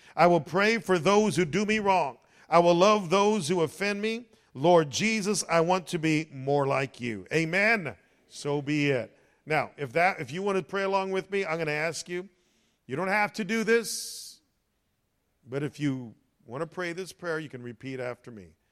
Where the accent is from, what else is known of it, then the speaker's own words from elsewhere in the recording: United States; As Americans